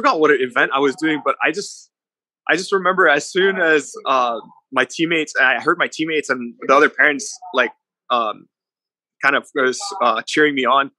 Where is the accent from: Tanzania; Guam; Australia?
Guam; also born or lived in Polowat, Chuuk, Federated States of Micronesia; And I was born in Palawat, and I was raised on Guam.